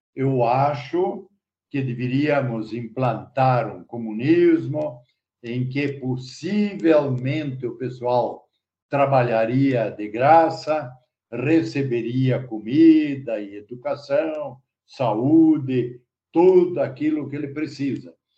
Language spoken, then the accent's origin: Portuguese; Rio Negrinho, Santa Catarina, Brazil; Estamos em São Bento, mas eu sou natural de Renegrinho